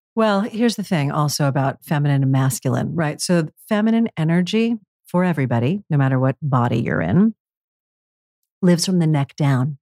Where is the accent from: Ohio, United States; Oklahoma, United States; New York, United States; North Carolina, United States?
New York, United States; New York City; New York City, again, my hometown, very masculine